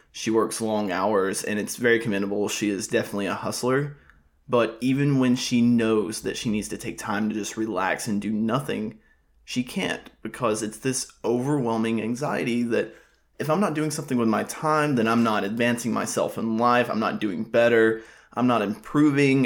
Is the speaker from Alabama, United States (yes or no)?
yes; Alabama, United States; moved away as an adult; also born or lived in Tuscaloosa, Alabama; now in South Florida, United States; I'm already back in my hometown